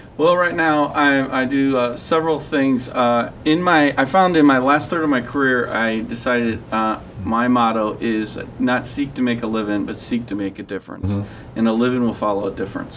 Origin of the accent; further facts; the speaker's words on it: Ellisville, Missouri, United States; moved away as an adult; also born or lived in Kenosha, Wisconsin; I was brought up here in the West County area, and uh, I was uh, brought up in actually Ellisville.